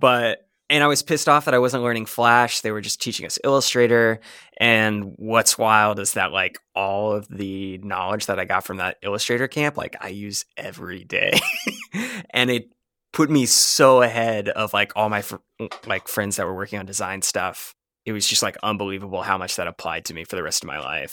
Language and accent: English; Jacksonville, Florida, United States; moved away as an adult; also born or lived in Mobile, Alabama; I'm from Jacksonville, Florida